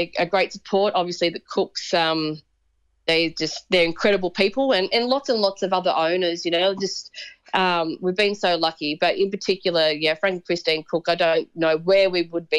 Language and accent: English; Sydney, New South Wales, Australia; also born or lived in Berry, New South Wales; I was born and raised in Sydney